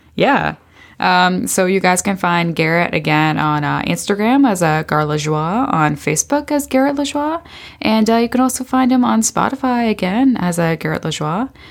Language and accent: English; Beamsville, Ontario, Canada; I'm from Beamsville.